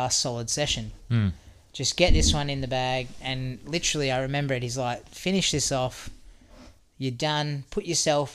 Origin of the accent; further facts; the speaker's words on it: Australia; I'm Aussie